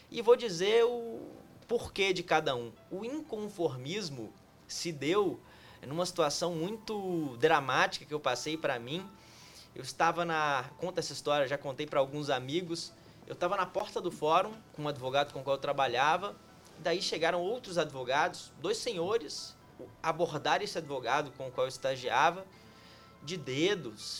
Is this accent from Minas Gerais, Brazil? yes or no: yes; Montes Claros, Minas Gerais, Brazil; also born or lived in São José do Rio Preto / São Paulo / Curitiba; now in Brasília, Brazil; Ela começa em Minas Gerais, Montes Claros, minha cidade natal.